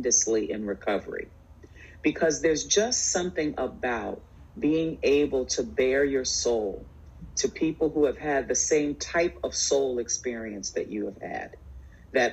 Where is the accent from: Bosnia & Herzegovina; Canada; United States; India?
United States; New York City, New York; also born or lived in Bronx, New York; I'm a New Yorker. I was born in the Bronx. We moved to Queens when I was 7.